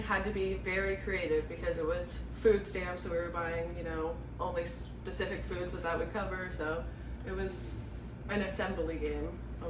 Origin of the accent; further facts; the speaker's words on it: Beaverton, Oregon, United States; I'm from Beaverton. Okay. Trying to think. I went to school at Southridge.